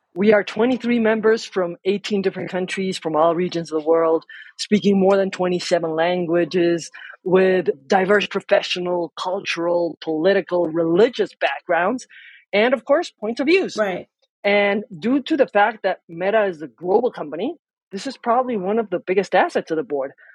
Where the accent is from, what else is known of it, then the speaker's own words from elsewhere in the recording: Mexico; I am a lawyer from Mexico